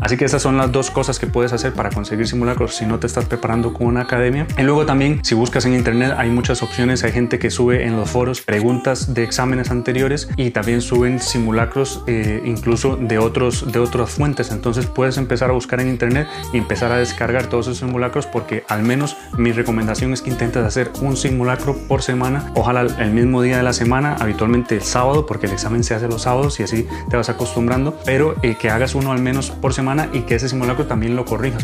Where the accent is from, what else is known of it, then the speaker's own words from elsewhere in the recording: Costa Rica; moved away as an adult; now in Spain; soy médico de Costa Rica